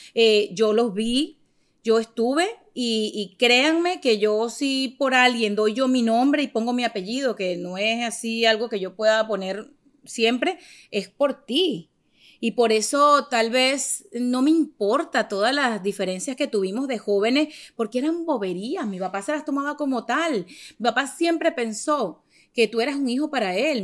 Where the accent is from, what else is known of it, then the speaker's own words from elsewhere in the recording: Venezuela; moved away; also born or lived in Miami; Yo soy venezolana